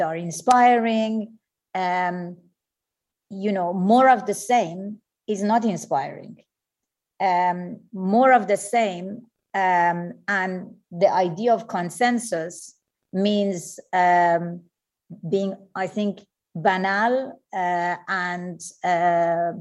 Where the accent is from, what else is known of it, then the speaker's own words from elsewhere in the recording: Iran; moved away; I was born in Iran